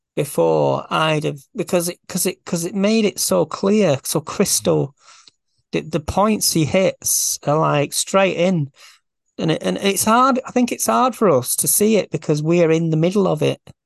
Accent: Farnworth, North West England, United Kingdom; I'm, I'm from Farnworth

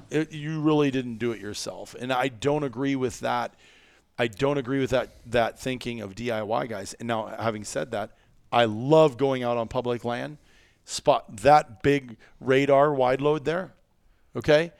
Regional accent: Midwest, United States; we're from the Midwest

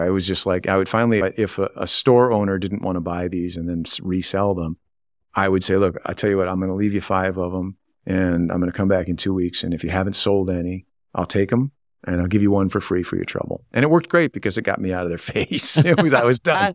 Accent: Grayling, Michigan, United States; also born or lived in Pontiac, Michigan / Waterford Township, Michigan; I was born in Pontiac. I grew up in Waterford Township until my fourth grade year of school and moved to Grayling

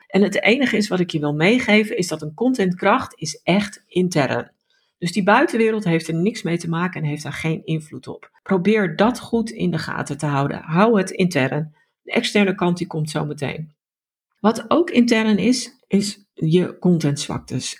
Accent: Netherlands; dan zijn wij Nederlanders

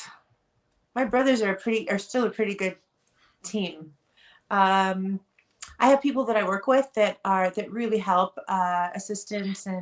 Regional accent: Los Angeles, California, United States; I'm born and raised here

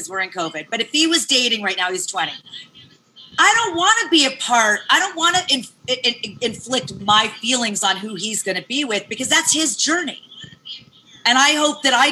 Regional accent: Las Vegas, Nevada, United States; I was raised in Vegas

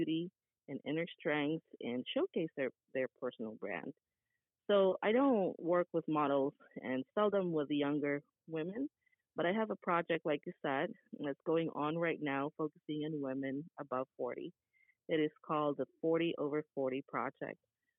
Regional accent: Philippines; moved away as an adult; now in United States; I'm born and raised in the Philippines. I'm a pure Filipina, and I came to the United States in 2009

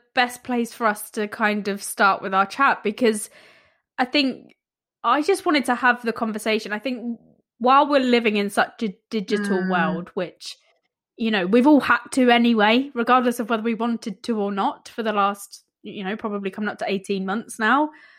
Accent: London, United Kingdom; born there; also born or lived in village; And it sounds really daft because I was born in East London, but raised kind of village life.

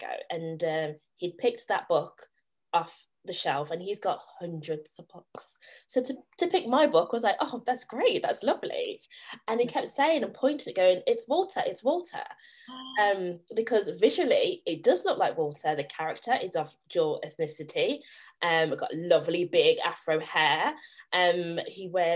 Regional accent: Staffordshire, West Midlands, United Kingdom; I am originally from Staffordshire, a tiny rural village in Staffordshire, and we were the only black family for so many years, the only black child in my school for so many years.

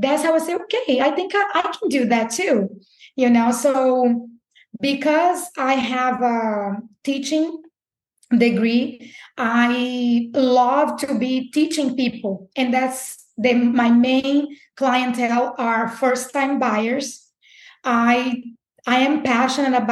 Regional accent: Recife, Pernambuco, Brazil; moved away as an adult; also born or lived in Birmingham, Alabama; now in Jacksonville, United States; I'm from Brazil, and I came to Brazil in 2010

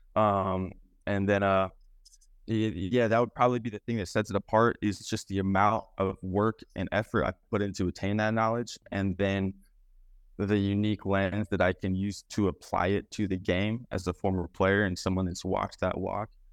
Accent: Beaverton, Oregon, United States; also born or lived in Clackamas, Oregon / Anchorage, Alaska; I grew up in Beaverton

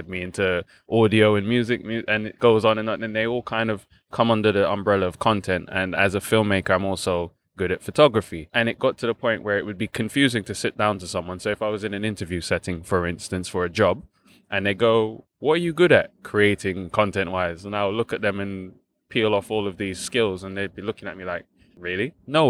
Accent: Balham, London, United Kingdom; So I was born in London, St. George's to be exact, so Tooting, not far from here. And then I grew up in Balham with my grandparents, my mom and my grandparents and my elder sister.

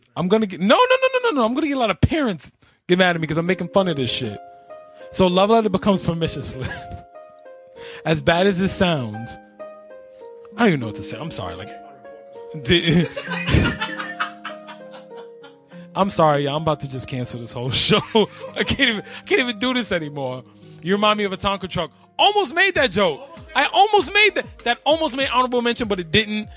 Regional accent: New York, United States; I'm from New York.

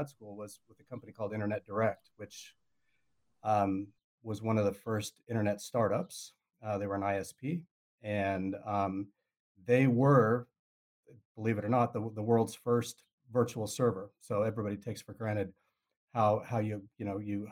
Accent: Idaho, United States; moved away as an adult; also born or lived in Utah / South America; now in Auckland, New Zealand; I grew up in the States

